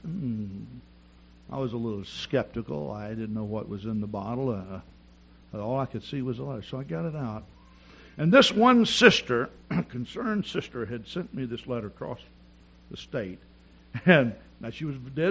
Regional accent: the South, United States; I'm from the South and we all speak slow.

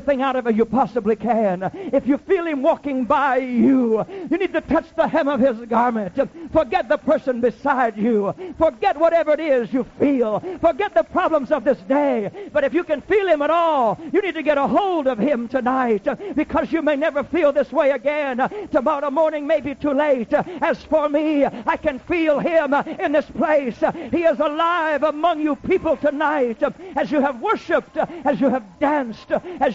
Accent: Iowa, United States; I grew up in Iowa

